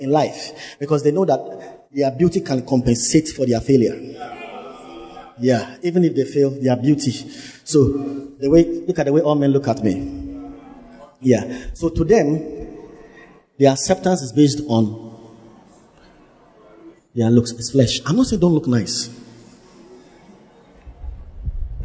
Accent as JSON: {"language": "English", "town": "Cape Coast", "region": "Central Region", "country": "Ghana", "tie": "born or raised there", "said": "I was born in Cape Coast"}